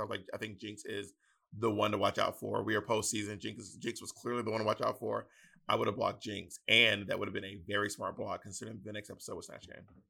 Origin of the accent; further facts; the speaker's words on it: the South, United States; accent: Southern; my Southern accent